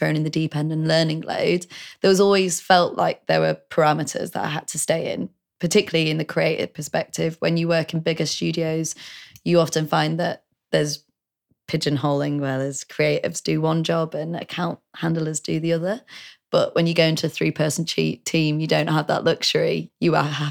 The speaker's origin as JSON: {"language": "English", "town": "Leeds", "region": "Yorkshire and the Humber", "country": "United Kingdom", "also_born_or_lived": "Nottingham / London", "moved": "yes", "said": "I'm from Leeds originally"}